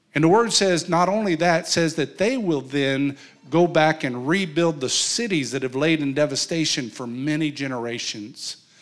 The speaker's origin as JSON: {"language": "English", "region": "New Mexico", "country": "United States", "said": "I come from New Mexico, and in New Mexico, there's a place called Chimayo"}